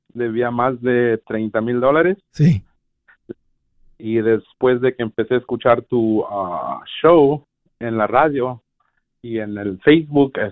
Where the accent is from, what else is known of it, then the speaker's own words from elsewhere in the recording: Puebla, Mexico; now in United States; Puebla, Puebla.